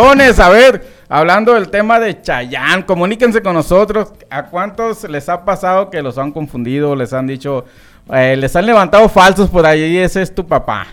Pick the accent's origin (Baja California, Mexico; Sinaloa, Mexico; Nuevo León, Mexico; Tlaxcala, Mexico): Sinaloa, Mexico; Los Mochis; born or raised there